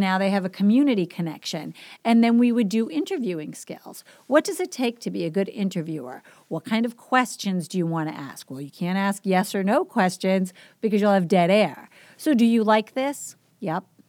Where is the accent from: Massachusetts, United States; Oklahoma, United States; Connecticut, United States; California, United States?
Massachusetts, United States; Boston; also born or lived in Guam; So I'm from the East Coast. If you didn't pick up on my accent, I grew up in Boston